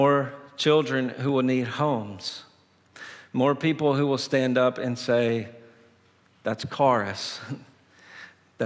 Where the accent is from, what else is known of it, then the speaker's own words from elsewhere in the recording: Tennessee, United States; moved away; I'm originally from Tennessee